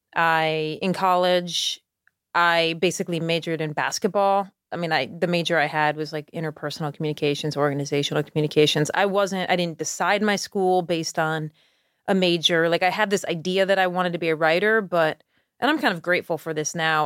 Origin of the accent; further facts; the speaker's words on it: Schenectady, New York, United States; now in Charleston, United States; I grew up in Schenectady